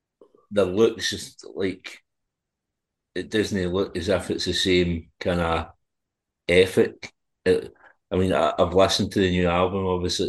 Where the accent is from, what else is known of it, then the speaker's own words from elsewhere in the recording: Scotland, United Kingdom; being Scottish, I've been a fan